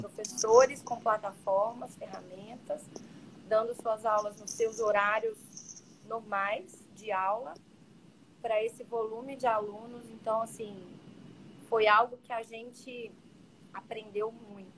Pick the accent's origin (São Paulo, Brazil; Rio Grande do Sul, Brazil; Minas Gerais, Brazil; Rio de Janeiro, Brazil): Minas Gerais, Brazil; now in Santa Catarina, Brazil; eu me sinto super bem acolhida aqui no sul, sou mineira